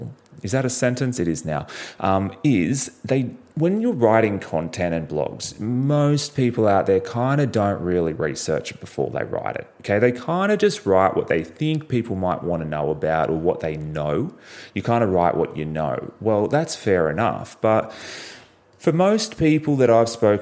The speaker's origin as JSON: {"language": "English", "country": "Australia", "said": "I'm from Australia."}